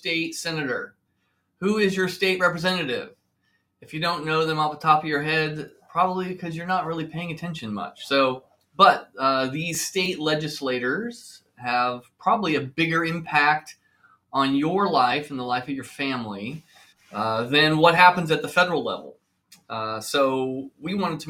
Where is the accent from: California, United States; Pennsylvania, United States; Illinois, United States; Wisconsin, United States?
California, United States; Mission Viejo; I grew up in Orange County, Mission Viejo